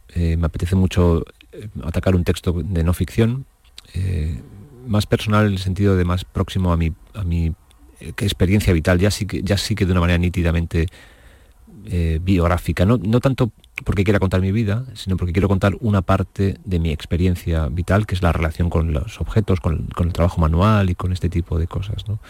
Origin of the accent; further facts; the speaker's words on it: Torrijos, Castilla-La Mancha, Spain; en mi pueblo, en Torrijos, donde yo vivía